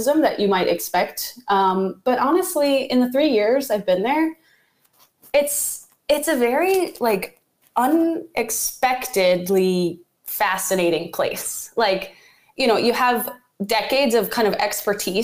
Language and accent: English; Richmond, Virginia, United States; moved away; also born or lived in New York / Oceanside, California; I was born and raised in Richmond, Virginia, which is kind of like a small city in the South.